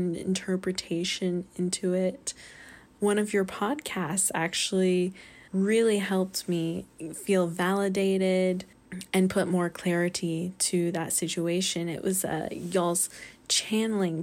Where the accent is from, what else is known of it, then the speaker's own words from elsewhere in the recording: North Carolina, United States; I'm from North Carolina